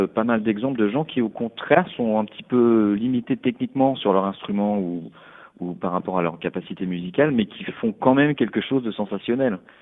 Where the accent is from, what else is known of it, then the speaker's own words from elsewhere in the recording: Paris, Île-de-France, France; moved away as an adult; now in Berlin, Germany; j'ai grandi à Paris